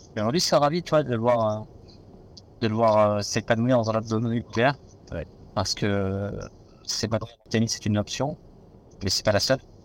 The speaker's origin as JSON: {"language": "French", "town": "Nevers", "region": "Bourgogne-Franche-Comté", "country": "France", "said": "moi je suis de Nevers"}